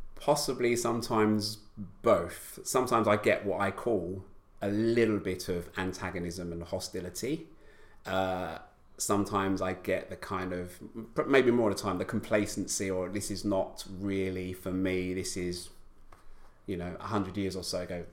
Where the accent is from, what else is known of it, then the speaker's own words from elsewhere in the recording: London, United Kingdom; I, I grew up in East London